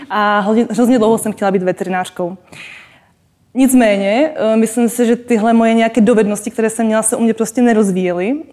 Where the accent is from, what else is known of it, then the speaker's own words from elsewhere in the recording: Czechia; Já jsem teda Slovenka, ale narodila jsem se v Čechách. A vlastně v Čechách my jsme chodili ze Žadce do Českých Budějovic, z Budějovic do Brna, z Brna do Prahy.